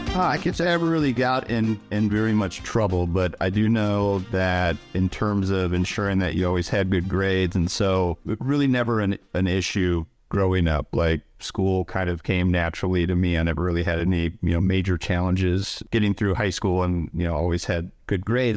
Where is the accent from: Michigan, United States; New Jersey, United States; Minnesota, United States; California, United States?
Minnesota, United States; Saint Paul; I grew up in Saint Paul, Minnesota, so in the Midwest